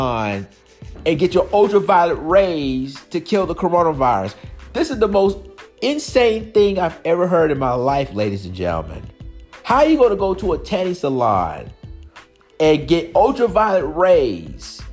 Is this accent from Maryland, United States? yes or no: yes; Maryland, United States; moved away; Maryland used to be my home state